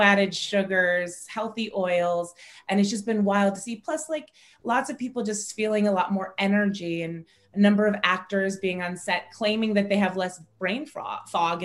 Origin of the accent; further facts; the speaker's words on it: Cleveland, Ohio, United States; also born or lived in Silicon Valley, California; now in Los Angeles, United States; I grew up in Cleveland, Ohio, right on Lake Erie